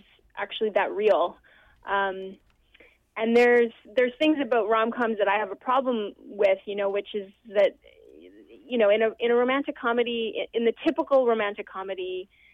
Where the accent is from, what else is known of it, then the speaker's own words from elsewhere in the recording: Vancouver, British Columbia, Canada; my hometown